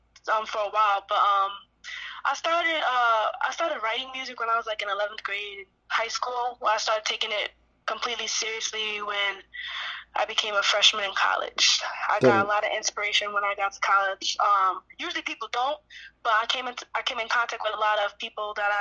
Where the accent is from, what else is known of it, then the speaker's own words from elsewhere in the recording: New Rochelle, New York, United States; I'm from New Rochelle.